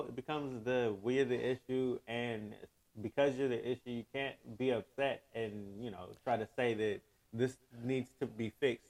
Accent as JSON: {"language": "English", "country": "United States", "tie": "born or raised there", "said": "as an American who came up"}